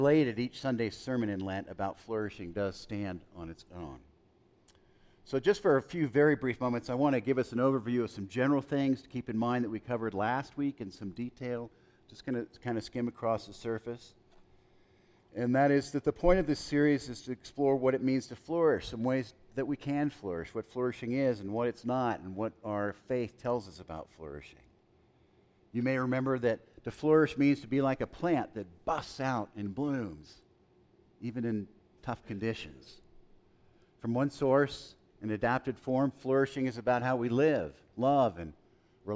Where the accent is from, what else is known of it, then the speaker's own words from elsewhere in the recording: El Paso, Texas, United States; as a young boy, I grew up in El Paso